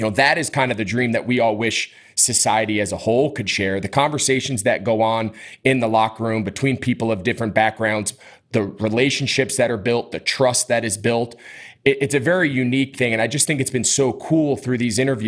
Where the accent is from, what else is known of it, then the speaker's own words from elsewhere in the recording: the North, United States; moved away; also born or lived in Miami; as a white person growing up in the North